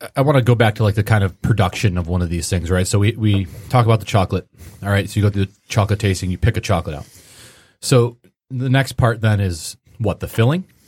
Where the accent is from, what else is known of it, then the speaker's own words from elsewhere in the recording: Grosse Pointe, Michigan, United States; I grew up in the Grosse Pointe area